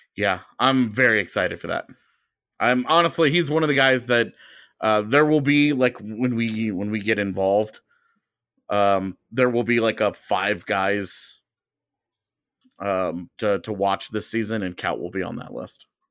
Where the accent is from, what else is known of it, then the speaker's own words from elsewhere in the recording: United States; as an American